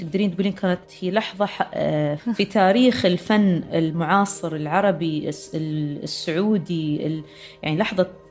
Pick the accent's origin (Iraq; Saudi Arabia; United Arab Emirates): United Arab Emirates; عندنا إحنا بر، آه، المرموم في دبي